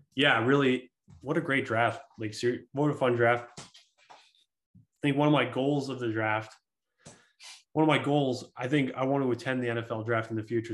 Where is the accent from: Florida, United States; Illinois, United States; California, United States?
Illinois, United States; Chicago; I'm also from Chicago